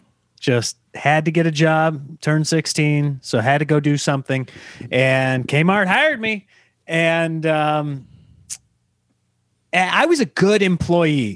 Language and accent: English; Nebraska, United States; everybody growing up in Nebraska, everybody had the Husker one.